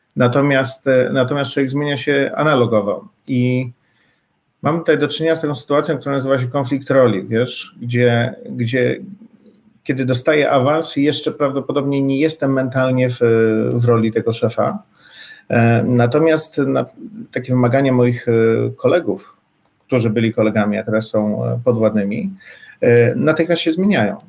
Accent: near Warsaw, Masovian Voivodeship, Poland; ja tutaj jestem z okolic Warszawy

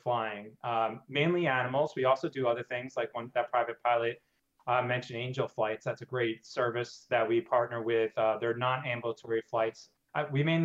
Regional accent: New York, United States; also born or lived in Cincinnati, Ohio; I'm originally from New York. I reside in Brooklyn, New York right now.

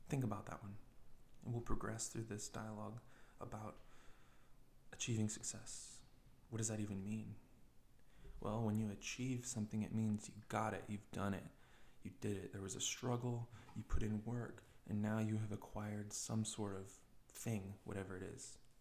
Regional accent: United States; being young, being American

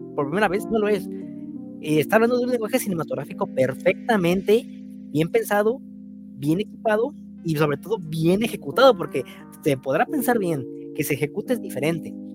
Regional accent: Mexico; siendo mexicano

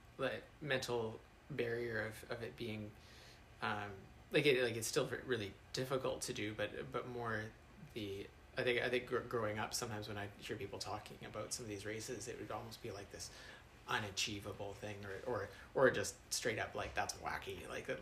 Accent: Canada; in my hometown, they used to do a mile on Canada Day

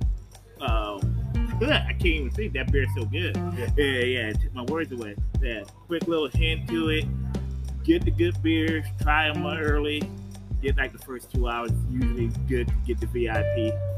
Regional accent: the North, United States; moved away; I'm from up north

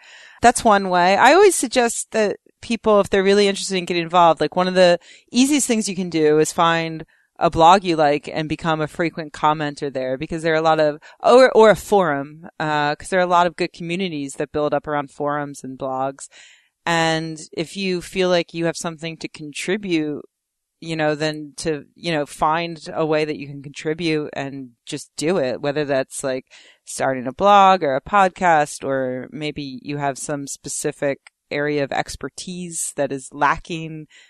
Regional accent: New Jersey, United States; I'm from New Jersey.

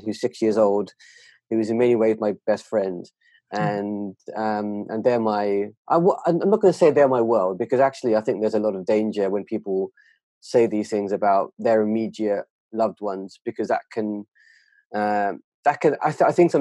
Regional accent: United Kingdom; as a British Asian, that culture is incredibly fierce

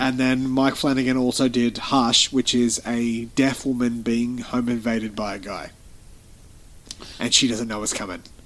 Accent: Australia; we're Australian.

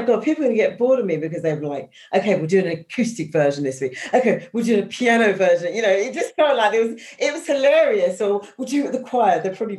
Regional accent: East London, London, United Kingdom; born there; because I'm an East London, I was born in East London, although not raised, but I loved E17, incredible.

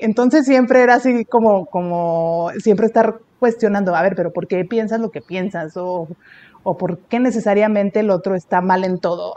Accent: Puebla, Mexico; moved away as an adult; also born or lived in Tampico, Tamaulipas; now in Monterrey, Mexico; soy de, soy de Puebla, aunque nací en Tamaulipas, ¿verdad? Yo nací en Tampico

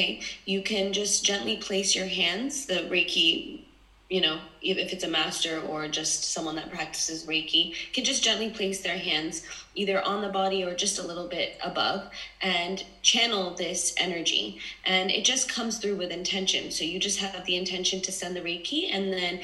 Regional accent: New York City, New York, United States; also born or lived in Los Angeles / London; I was born and raised in New York City, but now I currently live between LA, New York, and London

